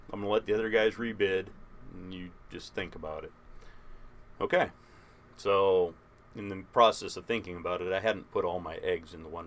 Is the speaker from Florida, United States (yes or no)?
no; Minnesota, United States; moved away; also born or lived in Anchorage, Alaska / Fairbanks, Alaska; I'm from Minnesota